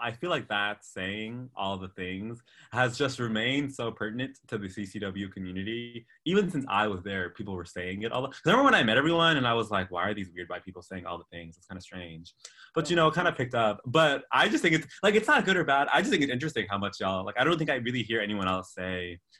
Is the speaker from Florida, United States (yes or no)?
yes; St. Augustine, Florida, United States; also born or lived in Salt Lake City, United States; now in Los Angeles, United States; Moved here when I was 18 from St. Augustine, Florida. I lived there for about 9 years and moved there when I was nine. I consider myself kind of from Florida.